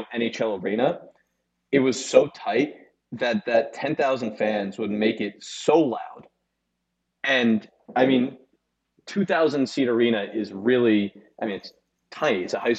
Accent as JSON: {"language": "English", "region": "New York", "country": "United States", "said": "As a New Yorker who is a very big hockey fan"}